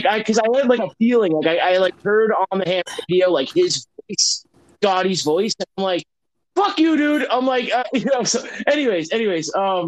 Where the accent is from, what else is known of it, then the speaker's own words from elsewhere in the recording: Massachusetts, United States; I'm from Mass